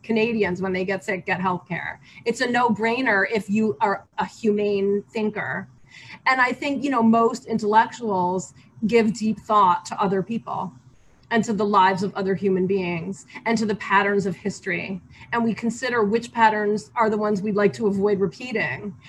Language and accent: English; United States; moved away as an adult; now in Beijing, China